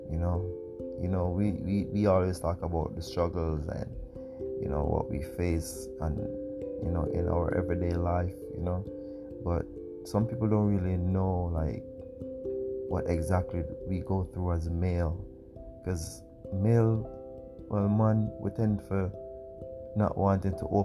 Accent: Kingston, Jamaica; I'm from Kingston, Jamaica. Well, Papine to be exact. Tavern Drive, born and Grove.

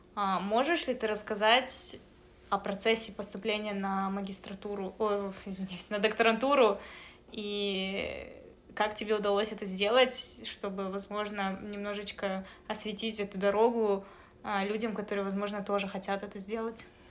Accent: Kazakhstan; now in Canada; Раз уж мы находимся в Канаде, uh-huh. э, страна, где билингвизм это что-то обычное, а еще мы из Казахстана

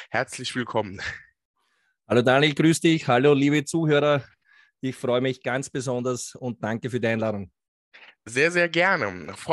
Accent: Austria; Äh, ich komme aus Österreich, ist ja, wie du sagst, nicht zu überhören.

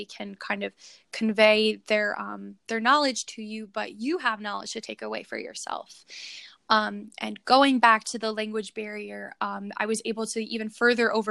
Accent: United States; being an American coming to Bosnia

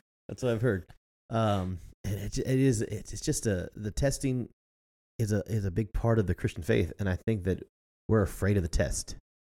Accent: United States; as an American

